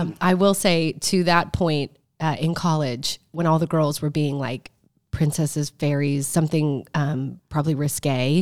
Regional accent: Omaha, Nebraska, United States; moved away; I grew up in Omaha, Nebraska.

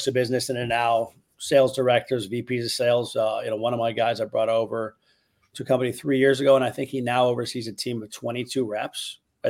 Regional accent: Chicago, Illinois, United States; moved away as an adult; now in Miami, United States; I moved down to Miami, but I'm from Chicago

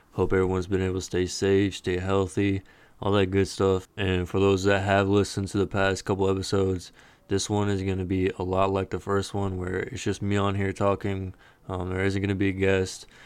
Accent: Dallas, Texas, United States; I am from Dallas, Texas. So it's a little closer to home

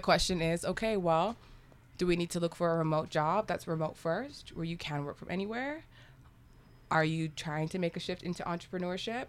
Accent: South Texas, United States; moved away as an adult; also born or lived in Qatar / Antigua; now in Mexico City, Mexico; I'm from the border. I'm from Texas, deep south

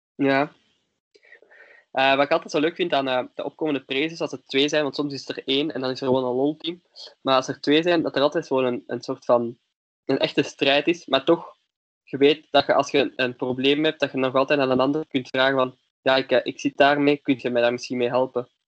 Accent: Leuven, Flanders, Belgium; ik ben van Leuven

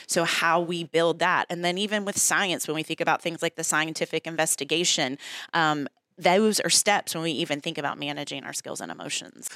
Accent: Newport News, Virginia, United States; So I grew up in Newport News, actually. Went to all of the Newport News public schools

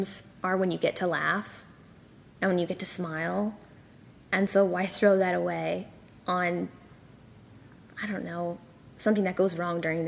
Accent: California, United States; also born or lived in Malaysia / Singapore / Saudi Arabia; now in Austin, United States; I grew up in California. That's like most of my memory

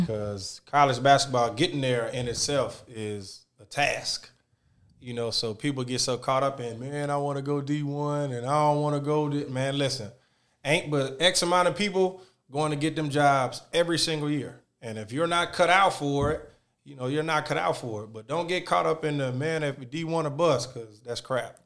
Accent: Georgia, United States; I'm from Georgia

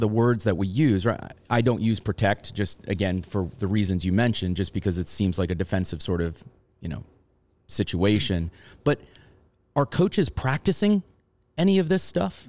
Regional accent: Long Island, New York, United States; I grew up on Long Island

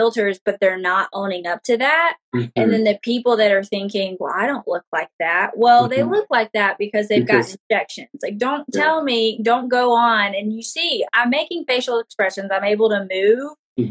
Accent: Honolulu, Hawaii, United States; I've always identified as Pacific Islander because that's where I was born in Honolulu, Hawaii

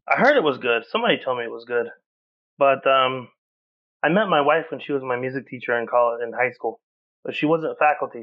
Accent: Oklahoma, United States; moved away as an adult; now in Chicago, United States; I was raised Southern Baptist in Oklahoma.

